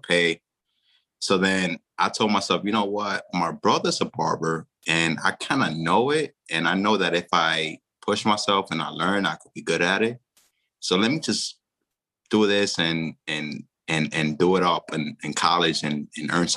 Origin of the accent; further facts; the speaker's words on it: New York City, New York, United States; also born or lived in Dominican Republic / Haina, Dominican Republic; I grew up in the Bronx, first generation, you know, immigrant to this country. I was born in the DR, but I was raised predominantly in the same area where I lived in the Bronx